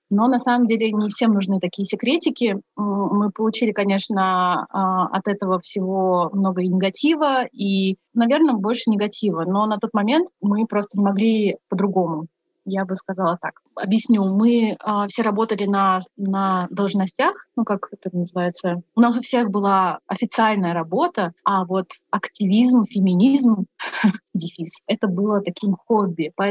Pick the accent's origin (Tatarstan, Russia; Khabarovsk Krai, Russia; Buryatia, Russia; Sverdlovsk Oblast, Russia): Buryatia, Russia; Я из Республики Бурятия.